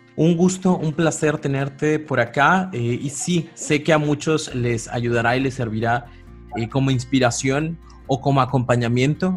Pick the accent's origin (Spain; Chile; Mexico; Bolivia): Mexico; como pueblo mexicano